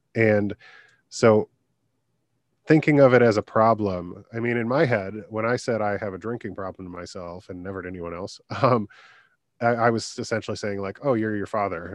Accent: Michigan, United States; my home state in Michigan

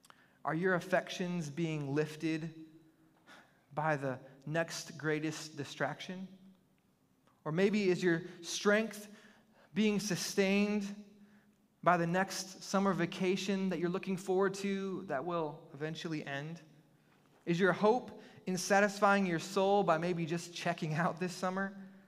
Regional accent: Michigan, United States; moved away; We're originally from Michigan, and so one of the things that we loved since we've moved to this area of the country is that we can enjoy the warm waters of the Gulf.

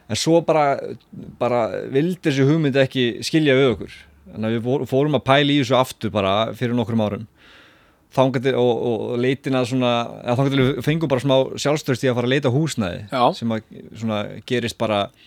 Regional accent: Selfoss, Southern Region, Iceland; ég er alltaf frá Selvfósi

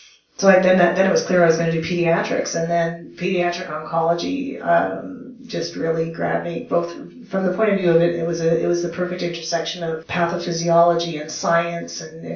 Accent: Canada; also born or lived in Moose Jaw, Saskatchewan / Germany; Sure. Yeah, so I am Canadian, that is correct. I'm a military brat. My dad was a pilot in the Air Force. Yes, Canada has an Air Force. And I grew up all over the country.

